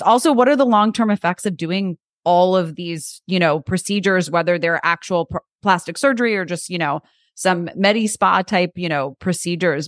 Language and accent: English; New York, United States; I'm from New York, so I think, uh, growing up in New York